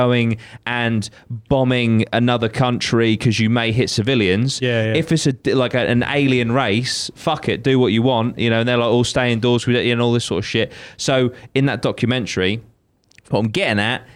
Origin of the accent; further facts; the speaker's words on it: United Kingdom; I'm British